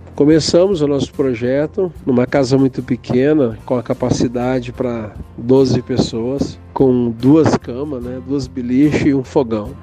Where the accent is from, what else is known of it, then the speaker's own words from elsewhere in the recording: Rio Grande do Sul, Brazil; now in Campo Grande, Brazil; sou gaúcho, venho de uma família italiana